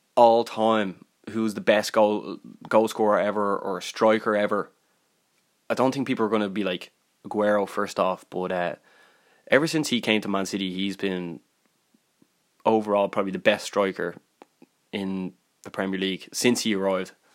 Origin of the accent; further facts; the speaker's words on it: Ireland; I'm from Ireland